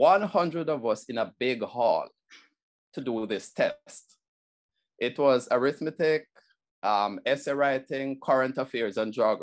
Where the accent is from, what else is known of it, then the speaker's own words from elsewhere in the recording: Kingston, Jamaica; I was born in Kingston